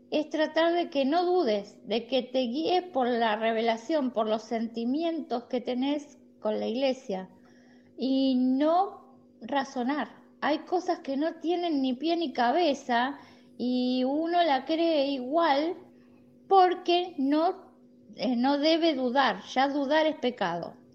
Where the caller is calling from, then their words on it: La Plata, Buenos Aires Province, Argentina; de La Plata, Argentina.